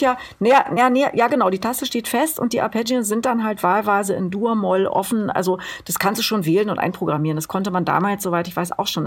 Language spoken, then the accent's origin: German; Berlin, Germany; ich komme aus Berlin